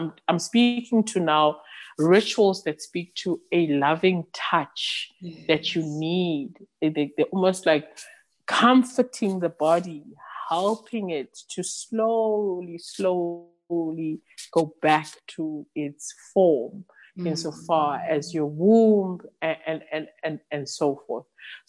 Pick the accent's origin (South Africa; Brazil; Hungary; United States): South Africa; first language Xhosa; English is a second language; the term I use is, I can only think of it in isiXhosa, which is my mother tongue.